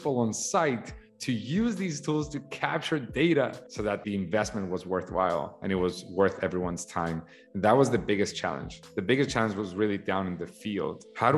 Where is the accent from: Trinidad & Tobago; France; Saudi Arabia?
Saudi Arabia; I grew up in Saudi Arabia. As a matter of fact, my dad is a civil engineer.